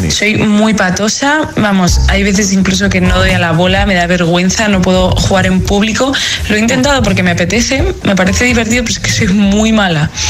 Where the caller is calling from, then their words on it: Madrid, Community of Madrid, Spain; Hola agitadores … de Madrid